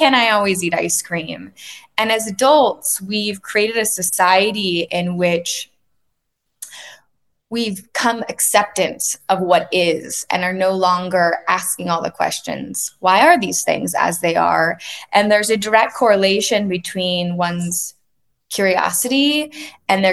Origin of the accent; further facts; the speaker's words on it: Laguna Beach, California, United States; I grew up in Laguna Beach, a small beach town in Southern California